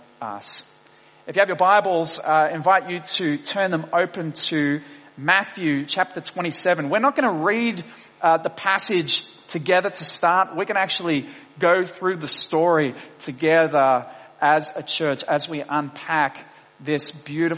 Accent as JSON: {"language": "English", "town": "Wollongong", "region": "New South Wales", "country": "Australia", "tie": "born or raised there", "said": "I grew up in Wollongong, in Dapto, a suburb of Wollongong"}